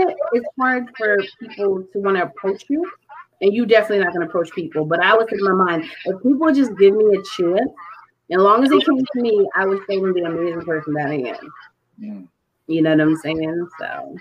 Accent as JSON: {"language": "English", "region": "Connecticut", "country": "United States", "tie": "born or raised there", "said": "I grew up in Connecticut"}